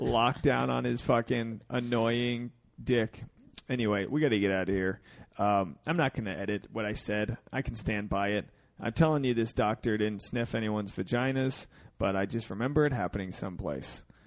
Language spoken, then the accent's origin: English; New England, United States; I'm from I'm from New England where we have a lot of uh, a lot of sea creatures in, in our meals